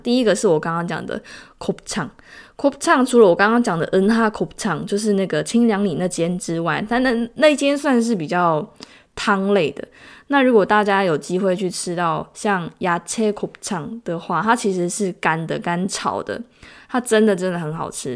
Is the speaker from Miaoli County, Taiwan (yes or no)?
no; Tainan, Taiwan; moved away as an adult; now in South Korea; 因为我是台南人